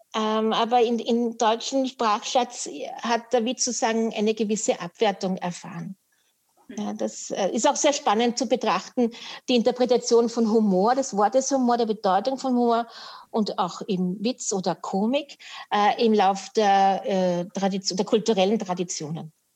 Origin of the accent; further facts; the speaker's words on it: Vienna, Austria; now in Upper Austria, Austria; ich bin geborene Wienerin, dafür kann ja. ich nichts und lebe in Oberösterreich noch